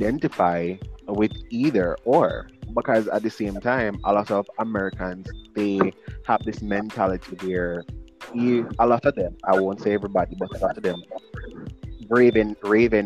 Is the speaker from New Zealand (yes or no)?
no; Jamaica; we as Jamaicans